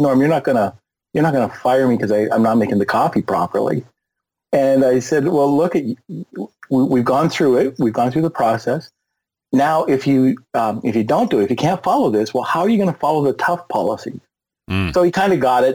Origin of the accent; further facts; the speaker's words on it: Canada; also born or lived in Tampa, Florida; I'm Canadian.